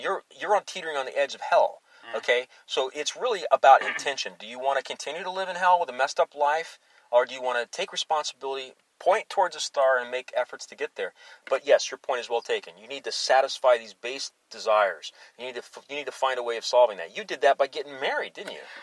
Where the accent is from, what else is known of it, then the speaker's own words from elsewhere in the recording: Alaska, United States; moved away; I grew up in Alaska